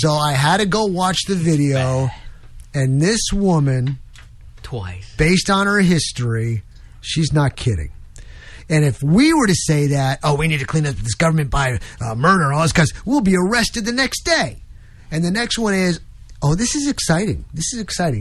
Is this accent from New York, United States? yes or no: yes; New York, United States; moved away; I come from New York. I'm on the streets, and yeah, I was in a Roman Catholic church, and went to St. Mary's School